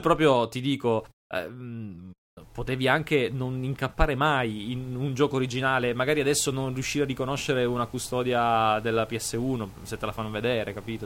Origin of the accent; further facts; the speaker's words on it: Palermo area, Sicily, Italy; zone mie, cioè Palermo e dintorni